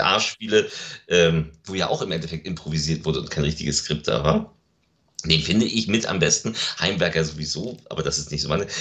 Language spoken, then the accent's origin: German; Lübeck, Schleswig-Holstein, Germany; meine Heimatstadt. Das ist Lübeck